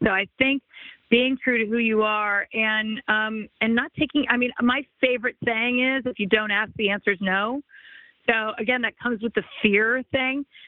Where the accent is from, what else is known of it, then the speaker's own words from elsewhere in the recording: Los Angeles, California, United States; I grew up in the Los Angeles area